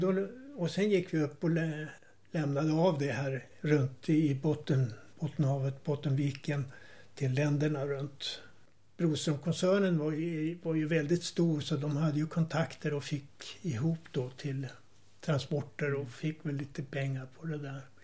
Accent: Härnösand, Västernorrland County, Sweden; now in Tyresö, Sweden; jag är uppvuxen i Härnösand i början på 1930-talet

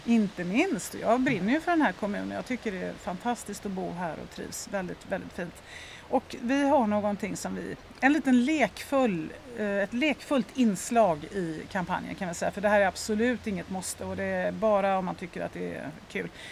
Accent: Lerum, Västra Götaland, Sweden; moved away as an adult; now in Stockholm, Sweden; Jag är uppvuxen i, född och uppvuxen i Göteborg, Lerum närmare mm. bestämt

